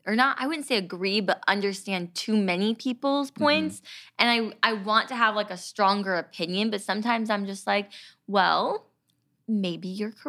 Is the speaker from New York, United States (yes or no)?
no; California, United States; we grew up in California